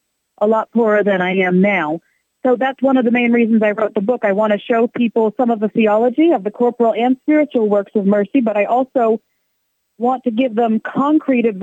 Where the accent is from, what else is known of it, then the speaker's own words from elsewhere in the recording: Columbus, Ohio, United States; I grew up in Columbus, raised Catholic.